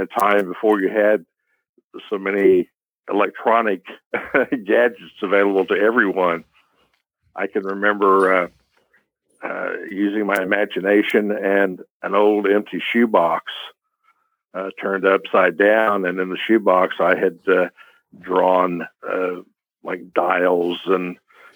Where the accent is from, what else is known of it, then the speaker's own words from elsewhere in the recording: Tulsa, Oklahoma, United States; here in my hometown, Tulsa, Oklahoma